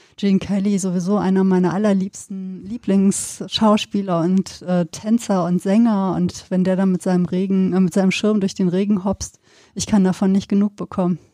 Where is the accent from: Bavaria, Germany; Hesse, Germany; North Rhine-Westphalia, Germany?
North Rhine-Westphalia, Germany; Sauerland; now in Cologne, Germany; habe ja auch meine, meine Kindheit da auf dem Land verbracht, dann im Sauerland